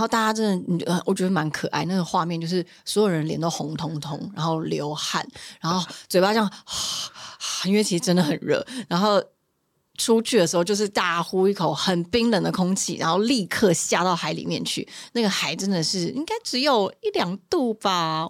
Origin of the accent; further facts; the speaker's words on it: Taiwan; 我是从台湾来的